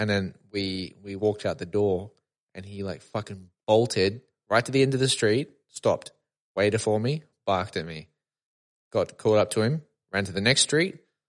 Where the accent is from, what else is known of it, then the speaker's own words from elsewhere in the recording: Sydney, New South Wales, Australia; I'm from Sydney, man.